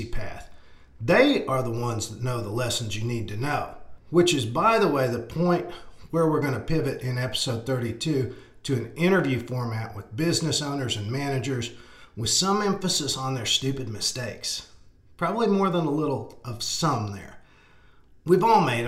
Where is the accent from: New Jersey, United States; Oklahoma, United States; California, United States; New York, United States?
Oklahoma, United States; West; growing up in West Oklahoma in the 70s